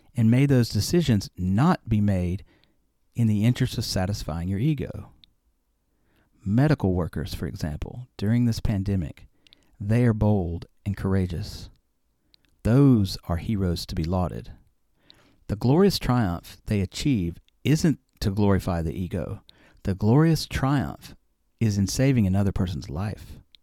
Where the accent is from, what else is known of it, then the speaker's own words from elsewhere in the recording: Alabama, United States; I grew up in Alabama